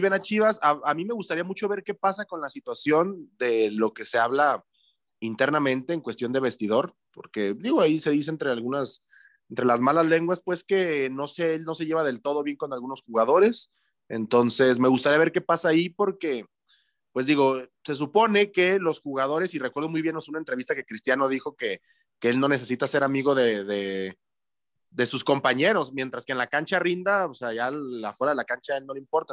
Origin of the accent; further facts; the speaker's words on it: Mexico; uno como aficionado mexicano ha perdido el arraigo